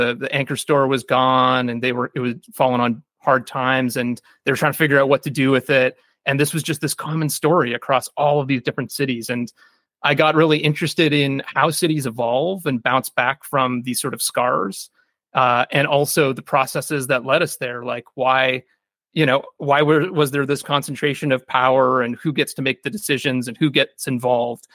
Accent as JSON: {"language": "English", "town": "Kitchener", "region": "Ontario", "country": "Canada", "tie": "born or raised there", "said": "my hometown of Kitchener, Ontario."}